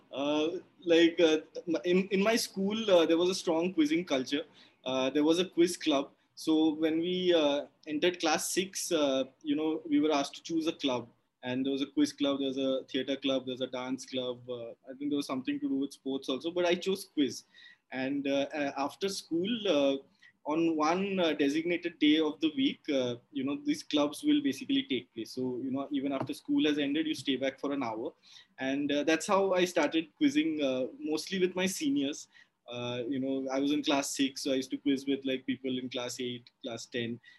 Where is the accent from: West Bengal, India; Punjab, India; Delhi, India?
West Bengal, India; Kolkata; growing up in Calcutta